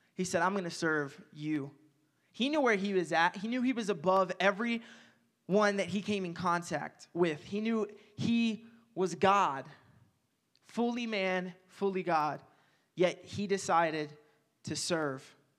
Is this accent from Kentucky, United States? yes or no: yes; Owensboro, Kentucky, United States; moved away; my hometown in Owensboro